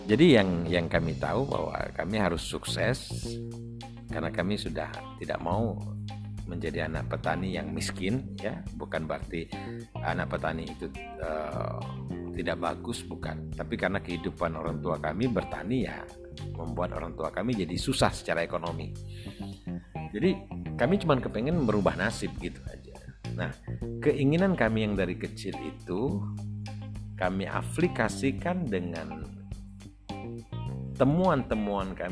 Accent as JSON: {"language": "Indonesian", "town": "Kelampadu", "region": "South Sumatra", "country": "Indonesia", "tie": "born or raised there", "said": "saya anak orang desa tepatnya desa kami itu di desa Kelampadu kecamatan Morakuang Kabupaten Ogan Ilir Sumatera Selatan eh, dari kota Palembang kurang lebih 120 km"}